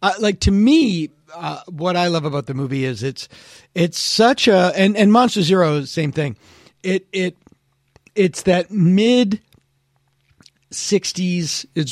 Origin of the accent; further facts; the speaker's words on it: by Worcester, Massachusetts, United States; growing up in Massachusetts